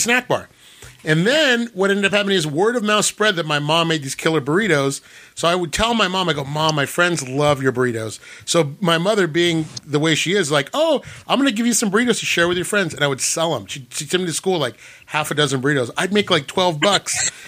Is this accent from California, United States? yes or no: yes; Whittier, California, United States; also born or lived in La Mirada; I grew up in a really bad part of Whittier called it's called Los Nietos